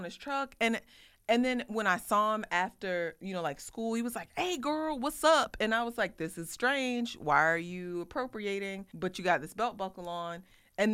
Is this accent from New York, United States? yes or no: no; Iowa, United States; moved away; I'm from Iowa